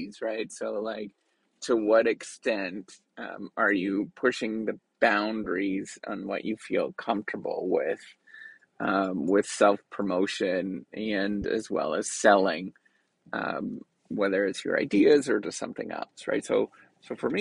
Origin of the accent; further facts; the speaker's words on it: Canada; being Canadian, I tend to be understated